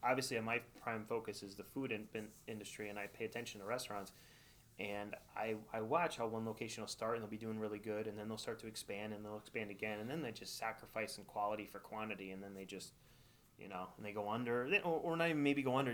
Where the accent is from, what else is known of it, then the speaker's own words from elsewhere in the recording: Wallingford, Connecticut, United States; now in East Haven, United States; I grew up in Wallingford